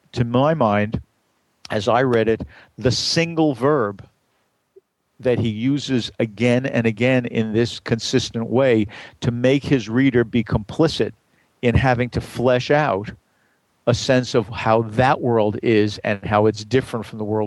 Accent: New York City, New York, United States; I grew up in Brooklyn

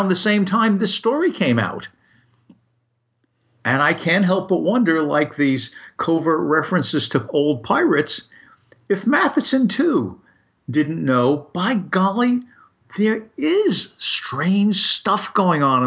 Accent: New York City, New York, United States; a kid growing up in Brooklyn

